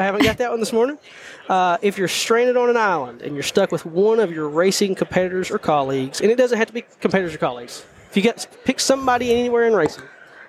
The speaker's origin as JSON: {"language": "English", "region": "the South", "country": "United States", "said": "I think it's because I'm from"}